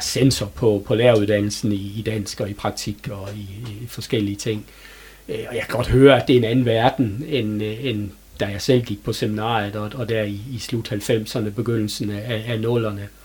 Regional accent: Herning, Central Denmark Region, Denmark; moved away as an adult; now in Hørby, Denmark; er født og opvokset i Herning, og har øh, levet mit liv indtil jeg var 26 år i, i den øh, by.

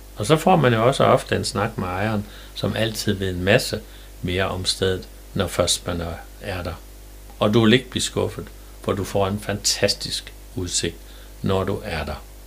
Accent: Jerup, North Denmark Region, Denmark; jeg er født i Jerup

